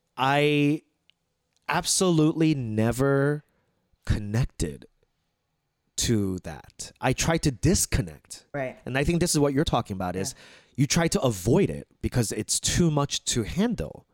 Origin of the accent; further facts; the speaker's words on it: United States; as Korean American